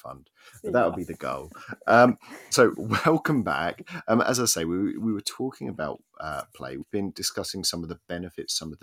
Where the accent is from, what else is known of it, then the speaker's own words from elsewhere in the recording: Essex, East of England, United Kingdom; accent: Essex; now in Wales, United Kingdom; my Essex accent